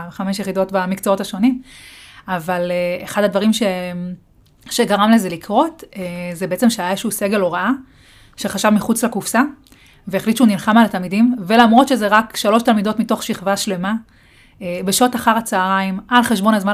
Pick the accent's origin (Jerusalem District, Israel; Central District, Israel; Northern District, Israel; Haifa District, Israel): Jerusalem District, Israel; Beit Shemesh; אני אה, גם גדלתי בפריפריה, גדלתי בבית שמש